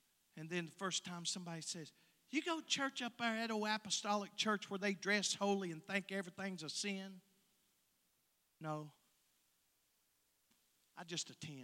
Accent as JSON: {"language": "English", "town": "Harlan", "region": "Kentucky", "country": "United States", "tie": "born or raised there", "said": "I was born in Bloody Harlan"}